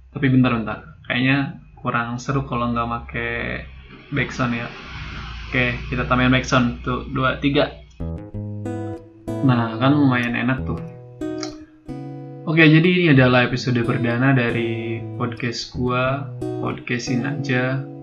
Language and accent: Indonesian; Tangerang, Banten, Indonesia; now in Yogyakarta, Indonesia; gue asli dari Tangerang Banten dan sekarang sedang menempuh pendidikan di salah satu universitas yang ada di Yogyakarta